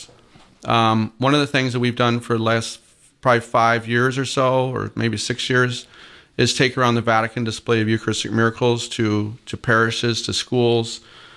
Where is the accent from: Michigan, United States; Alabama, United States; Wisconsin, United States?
Michigan, United States; now in Georgia, United States; I'm down here in the South now. I'm originally from Michigan